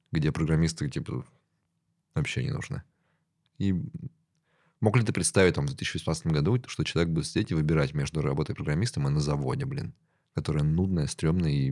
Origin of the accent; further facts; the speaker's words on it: Ukraine; moved away as an adult; now in Russia; Потом 13-14 годы, и я переехал в РФ. Да, я из Украины.